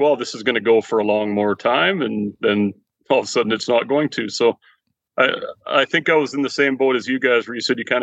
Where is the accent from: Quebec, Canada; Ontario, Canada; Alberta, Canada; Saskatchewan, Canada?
Alberta, Canada; Edmonton; I'm from Edmonton, born and raised out here in Edmonton my whole life